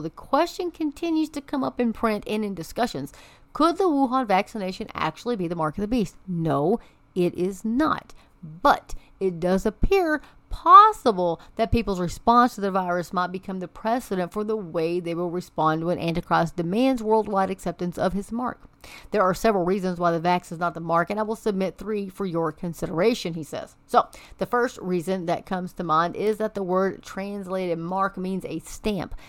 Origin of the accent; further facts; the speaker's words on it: Amarillo, Texas, United States; that is my hometown